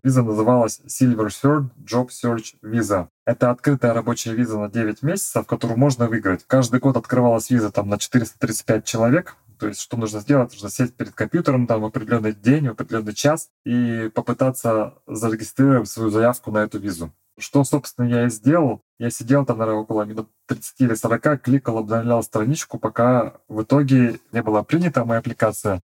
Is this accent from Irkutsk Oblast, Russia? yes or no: yes; Irkutsk, Irkutsk Oblast, Russia; moved away as an adult; also born or lived in New Zealand / Perth / Sydney; now in Gold Coast, Australia; Я из Восточной Сибири, из Иркутска